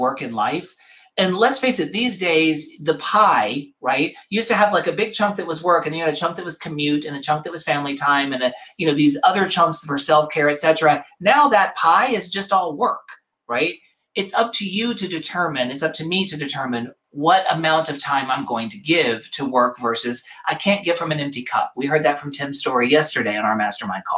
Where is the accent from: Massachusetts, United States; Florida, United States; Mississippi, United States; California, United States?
Mississippi, United States; also born or lived in New York; now in Los Angeles, United States; growing up in Mississippi